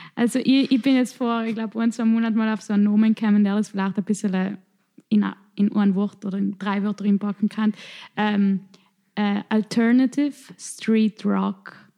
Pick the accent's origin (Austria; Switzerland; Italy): Italy; South Tyrol, Trentino-Alto Adige; accent: South Tyrolean dialect; in unserem Dialekt